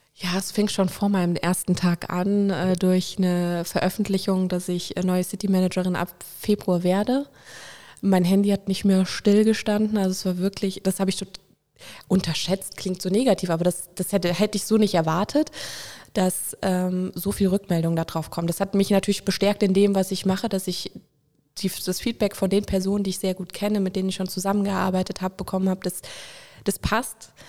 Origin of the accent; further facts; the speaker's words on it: Winningen, Rhineland-Palatinate, Germany; also born or lived in Koblenz; Ich bin an der Mosel aufgewachsen, in Winningen und in Prodenbach